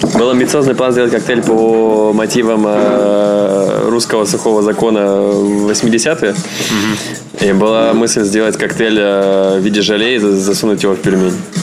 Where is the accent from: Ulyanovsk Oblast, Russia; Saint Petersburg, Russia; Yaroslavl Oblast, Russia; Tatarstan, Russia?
Saint Petersburg, Russia; moved away as an adult; also born or lived in Moscow, Russia; now in Hong Kong; я такой из Питера.